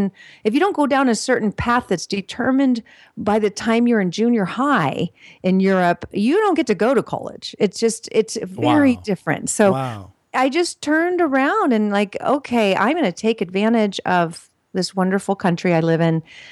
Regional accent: California, United States; also born or lived in Switzerland; growing up in California

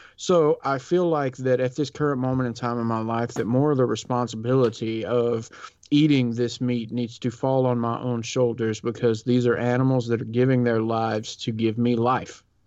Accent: the South, United States; I grew up in the South

